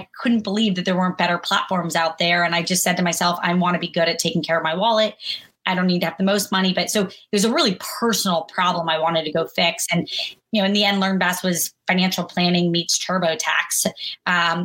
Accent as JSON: {"language": "English", "town": "Jacksonville", "region": "Florida", "country": "United States", "tie": "born or raised there", "also_born_or_lived": "Kentucky", "said": "I was born in Kentucky, grew up in Jacksonville, Florida, family of doctors and nurses"}